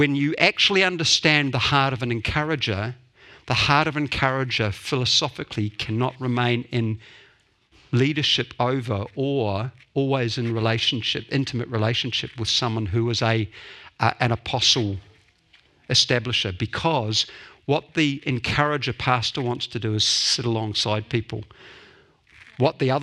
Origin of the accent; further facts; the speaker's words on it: Dunedin, Otago, New Zealand; I grew up in Dunedin, the center of the universe, until I was 18